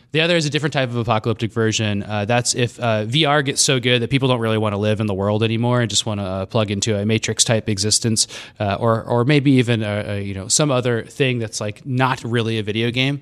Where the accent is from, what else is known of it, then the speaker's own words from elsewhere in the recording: Scottsdale, Arizona, United States; moved away; I grew up in Scottsdale